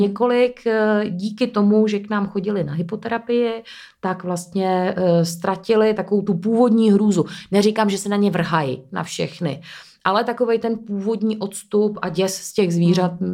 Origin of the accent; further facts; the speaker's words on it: Ústí nad Labem, Ústí nad Labem Region, Czechia; moved away as an adult; also born or lived in Prague; now in České Středohoří, Czech Republic; já jsem původně z Ústí nad Labem